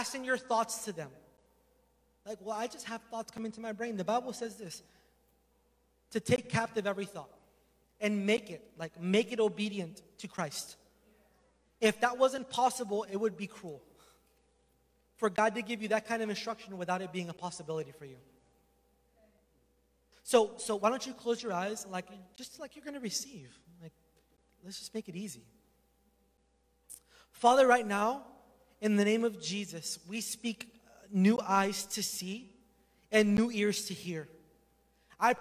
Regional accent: Florida, United States; moved away; I'm from Florida

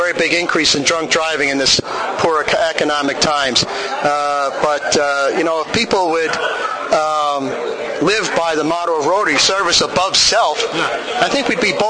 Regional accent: Red Hook, New York, United States; I'm from Red Hook, too.

